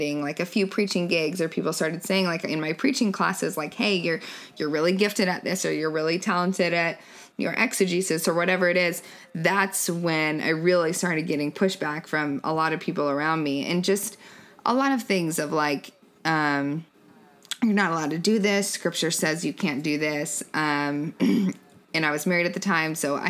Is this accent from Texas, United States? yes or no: no; Denver, Colorado, United States; moved away as an adult; also born or lived in Arizona; now in Austin, United States; I was born in Colorado. Okay. Half of my adolescence was in Arizona. The other half was in Colorado, in Denver.